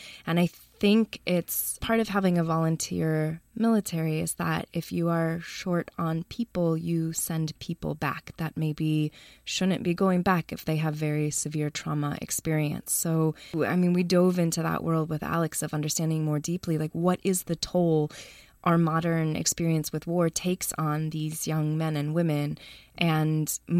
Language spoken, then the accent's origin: English; Chicago, Illinois, United States; moved away as an adult; also born or lived in North Carolina; now in Oakland, United States; I grew up in Chicago.